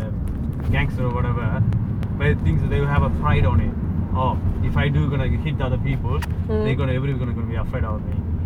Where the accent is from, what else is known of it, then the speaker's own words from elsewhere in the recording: India; I'm from India